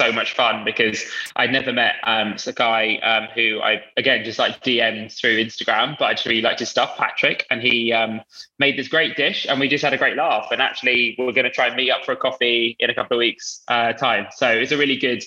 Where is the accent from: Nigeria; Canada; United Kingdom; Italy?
United Kingdom; London; I'm from Northwest London. So there's quite a big Indian community where I live. And so a lot of my friends growing up were Indian